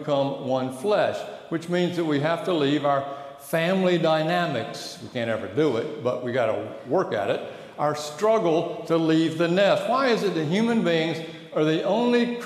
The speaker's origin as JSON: {"language": "English", "town": "Atlanta", "region": "Georgia", "country": "United States", "said": "Atlanta, Georgia."}